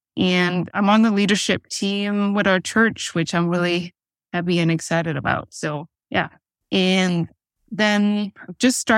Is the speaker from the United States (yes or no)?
no; Aarhus, Central Denmark Region, Denmark; We are both from Aarhus Vineyard, so the main part of Denmark called Jutland, and the city is called Aarhus.